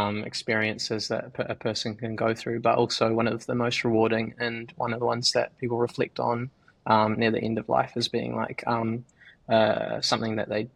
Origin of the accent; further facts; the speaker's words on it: New Zealand; moved away as an adult; now in Australia; as a Kiwi who just moved here